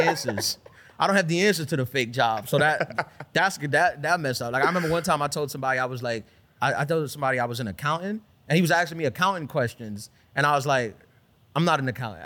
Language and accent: English; New York City, New York, United States; also born or lived in Brooklyn; I was born in Brooklyn. This is my hometown from Queen, um, li, grew up in Queens